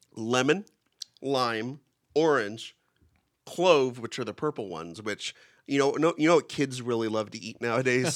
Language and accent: English; Kingsburg, California, United States; I grew up in Kingsburg, which is the raisin, has more raisin production than any town or city